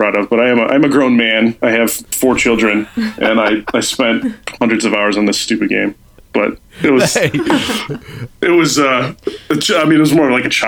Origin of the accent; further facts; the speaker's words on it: Chicago, Illinois, United States; I grew up in Chicago